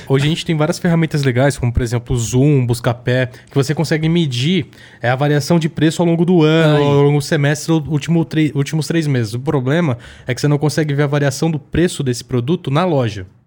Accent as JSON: {"language": "Portuguese", "area": "ABC Paulista", "region": "São Paulo", "country": "Brazil", "said": "sou do ABC, né, galera? Lá no ABC, ABCD"}